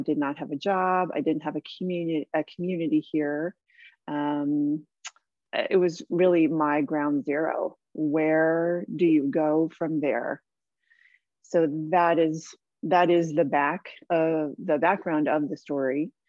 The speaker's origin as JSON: {"language": "English", "town": "San Diego", "region": "California", "country": "United States", "tie": "born or raised there", "also_born_or_lived": "Hawaii / Canada / Australia", "moved": "as an adult", "said": "I grew up here in San Diego, which is where I am now."}